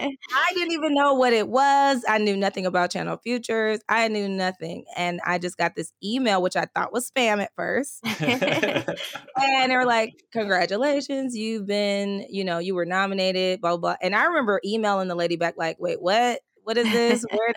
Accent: California, United States; also born or lived in Texas; When I moved to Texas, so I'm from California originally, the Bay Area, and I moved to Texas. I used to work for AT&T and I moved here with them.

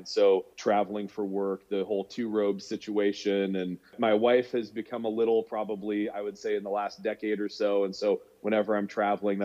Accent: Washington, United States; growing up in Washington State and being a baseball player

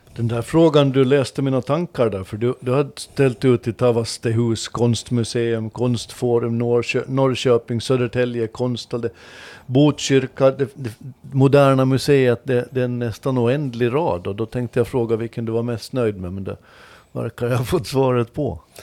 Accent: Åland Islands; som ålänning

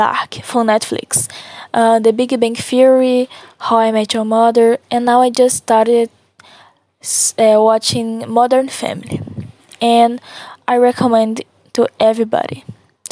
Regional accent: Nova Era, Minas Gerais, Brazil; English is a second language; now in Timóteo, Brazil; I'm from Nova Era, Minas Gerais, but I live in Timóteo for now.

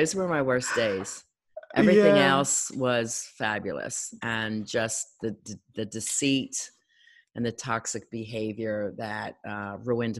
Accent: Philadelphia, Pennsylvania, United States; I'm from Philadelphia

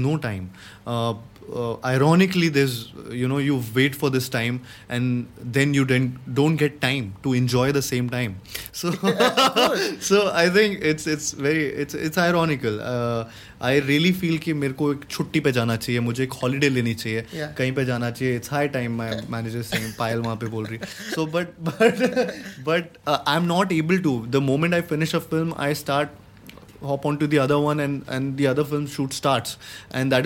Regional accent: Gwalior, Madhya Pradesh, India; moved away as an adult; now in Mumbai, India; I had gone to Gwalior, my hometown

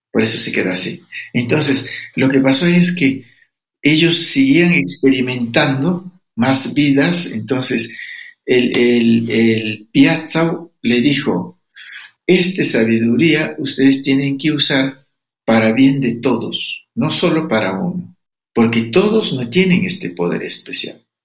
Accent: Amazon region, Ecuador; soy de Amazonía

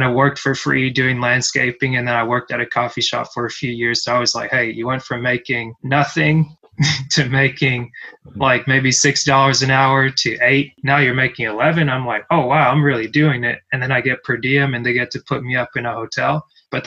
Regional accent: Cameroon; moved away; I'm from Cameroon, originally born in West Central Africa

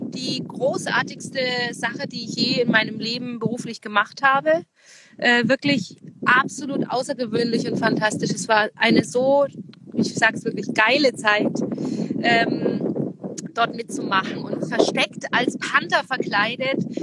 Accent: Saxony, Germany; Ich liebe meine Heimat, das Vogtland, weil wirklich, erstens mal ist es eben äh, sehr traditionsreich

